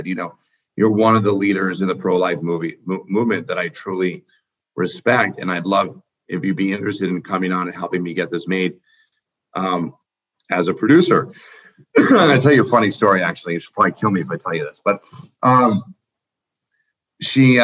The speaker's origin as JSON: {"language": "English", "region": "New York", "country": "United States", "tie": "born or raised there", "said": "I grew up in New York"}